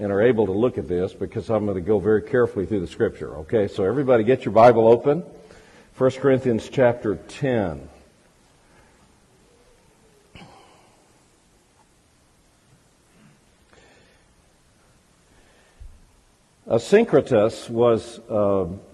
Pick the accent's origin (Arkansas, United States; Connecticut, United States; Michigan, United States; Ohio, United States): Arkansas, United States; Fordyce; I'm actually not only an Arkansan, but I'm a southern Arkansan. I was born in Fordyce